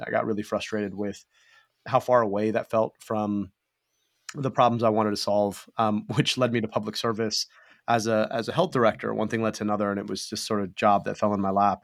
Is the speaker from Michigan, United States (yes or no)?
yes; Michigan, United States; my own childhood growing up in Michigan